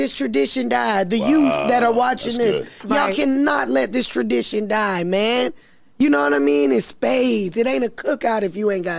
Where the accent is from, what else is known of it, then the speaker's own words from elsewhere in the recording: South Carolina, United States; also born or lived in Las Vegas; I'm from South Carolina.